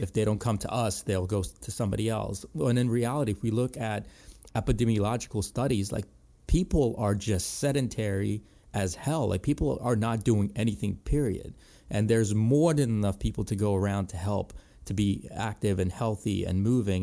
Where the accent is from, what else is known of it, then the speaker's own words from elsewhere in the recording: Ellicott City, Maryland, United States; in my hometown and, in Ellicott City, Maryland.